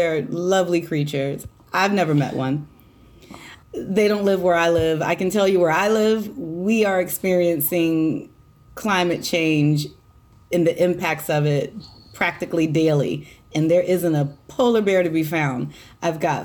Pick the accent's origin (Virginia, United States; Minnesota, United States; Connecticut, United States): Virginia, United States; Hampton Roads; born and raised in Hampton Roads